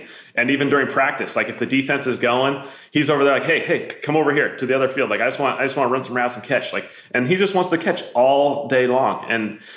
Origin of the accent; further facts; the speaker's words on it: the Northwest, Pacific Northwest, United States; Growing up in the Northwest